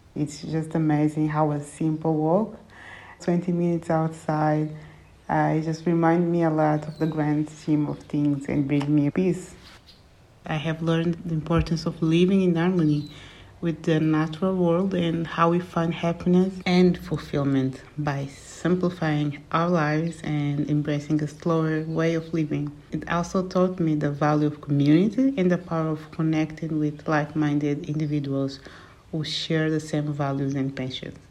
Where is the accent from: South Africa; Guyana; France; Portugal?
Portugal; also born or lived in Angola; my family moved to Portugal during the Angolan Civil War when I was six years old